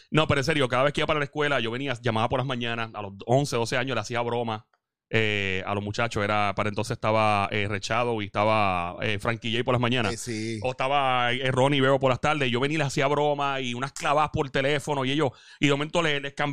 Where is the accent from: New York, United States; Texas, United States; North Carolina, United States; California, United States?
New York, United States; Y es Nueva York, yo me crié en Nueva York también cuando pequeño, so, mi familia también vive allá, no era una cuestión de desconexión